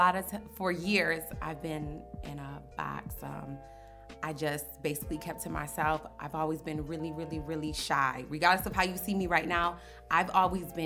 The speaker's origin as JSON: {"language": "English", "town": "Henrietta", "country": "United States", "tie": "born or raised there", "said": "I grew up in Henrietta, suburban area."}